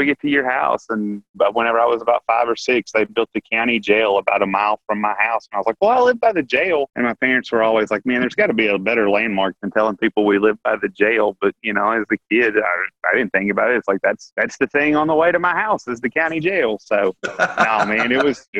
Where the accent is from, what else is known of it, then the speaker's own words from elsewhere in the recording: Paragould, Arkansas, United States; So I was born and raised in Paragould, Arkansas, only child